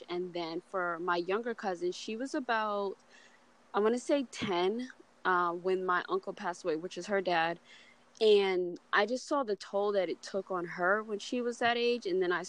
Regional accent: New York, United States; now in Los Angeles, United States; I'm from New York. I live in L.A. and, well, actually, I live both. Places back and forth.

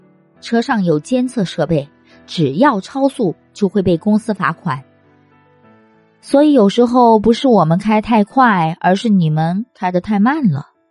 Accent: Guangxi, China; 那次去重庆，一听我是广西来的，司机师傅突然唱起了山歌。

